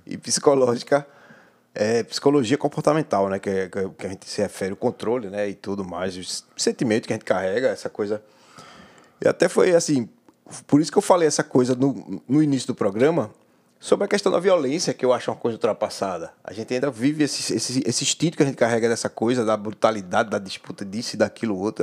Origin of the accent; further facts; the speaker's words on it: Pernambuco, Brazil; Eu sou pernambucano